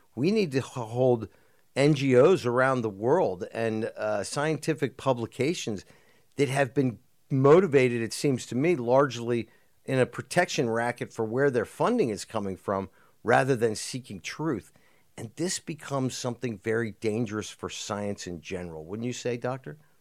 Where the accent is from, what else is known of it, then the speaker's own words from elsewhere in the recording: United States; as an American